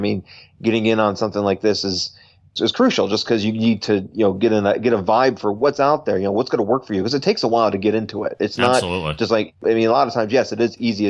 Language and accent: English; Buffalo, New York, United States; now in California, United States; I'm from Buffalo, New York